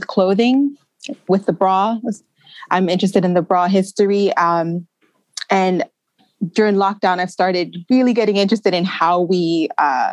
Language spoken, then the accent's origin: English; New York City, New York, United States; moved away as an adult; also born or lived in Jamaica; now in London, United Kingdom; I'm from New York City, but I was born in Jamaica.